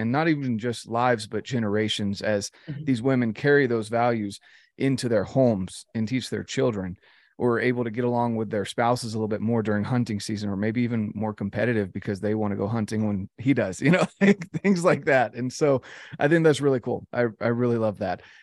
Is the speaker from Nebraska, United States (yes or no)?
no; North Carolina, United States; I'm from North Carolina.